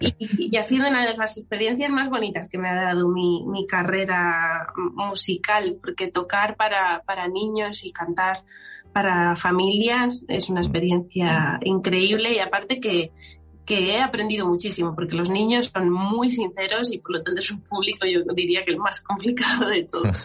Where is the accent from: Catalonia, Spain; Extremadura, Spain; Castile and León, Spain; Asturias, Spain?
Extremadura, Spain; siendo extremeña